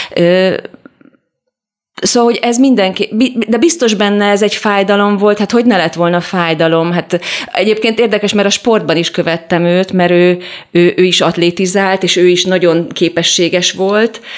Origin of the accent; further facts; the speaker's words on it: Budapest, Hungary; also born or lived in Vas County; én ugyan pesti lány vagyok